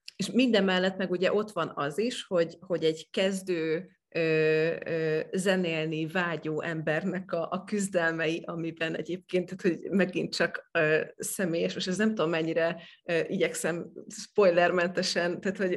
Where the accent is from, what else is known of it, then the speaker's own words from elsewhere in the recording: Eastern Hungary, Hungary; én is Kelet-Magyarországon nőttem fel